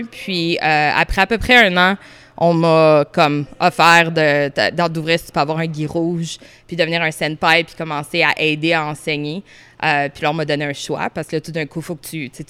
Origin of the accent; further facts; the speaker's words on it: Ottawa, Ontario, Canada; Je viens de Ottawa, de Orléans.